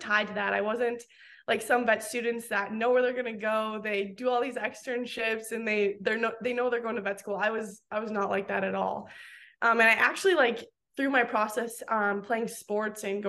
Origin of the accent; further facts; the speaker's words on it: Crystal Springs, North Dakota, United States; moved away as an adult; I grew up in South Central North Dakota on my family's fourth generation commercial and cow-calf operation